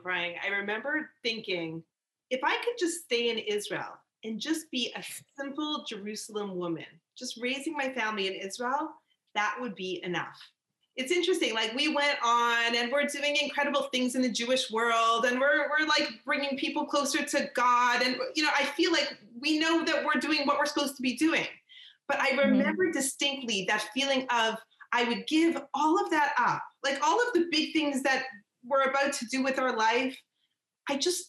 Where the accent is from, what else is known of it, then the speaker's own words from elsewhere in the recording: Canada; I'm from Canada